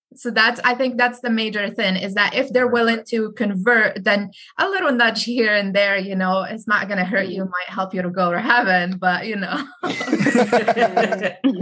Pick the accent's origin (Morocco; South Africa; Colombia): Morocco; now in United States; I grew up Sunni in Morocco, very religious country